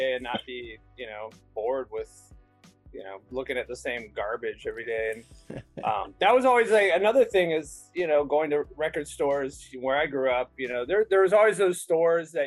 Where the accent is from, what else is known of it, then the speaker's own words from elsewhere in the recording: Bay Area, California, United States; now in Chicago, United States; in California that I grew up in the Bay Area